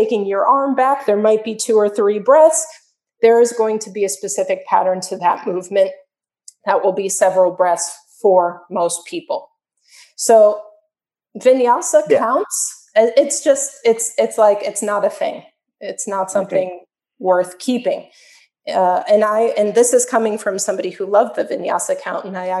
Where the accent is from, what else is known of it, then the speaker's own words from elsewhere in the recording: Chicago, Illinois, United States; now in Miami, United States; I'm from Chicago. I'm from a very, very cold place.